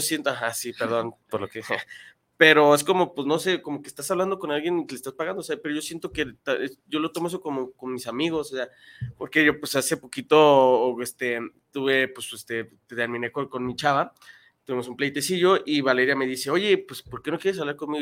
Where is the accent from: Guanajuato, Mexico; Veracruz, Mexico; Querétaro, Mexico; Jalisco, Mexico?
Jalisco, Mexico; Guadalajara; yo soy de Guadalajara